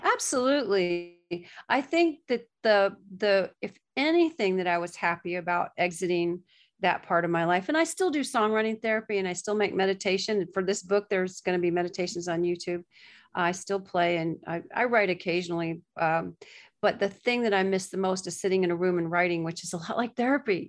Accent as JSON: {"language": "English", "region": "Gulf Coast of Florida", "country": "United States", "tie": "born or raised there", "also_born_or_lived": "Nashville / New York", "moved": "as an adult", "lives_now": "Florida, United States", "said": "I was raised on the Gulf Coast of Florida"}